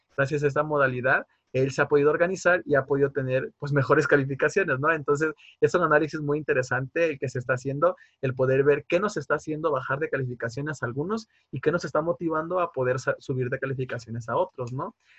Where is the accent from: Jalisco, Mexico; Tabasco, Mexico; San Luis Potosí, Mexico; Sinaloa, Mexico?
Tabasco, Mexico; moved away as an adult; now in Querétaro, Mexico; yo soy del estado de Tabasco